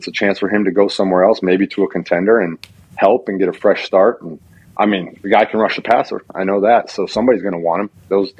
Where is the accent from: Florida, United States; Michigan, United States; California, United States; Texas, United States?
Texas, United States; I mean, I'm obviously a Texan. I'm being honored by the Texans.